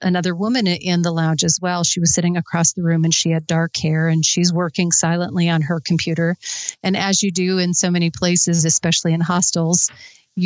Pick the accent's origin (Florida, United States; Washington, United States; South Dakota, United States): South Dakota, United States; Sturgis; I'm from Sturgis. So we were born 12 miles apart, both South Dakota girls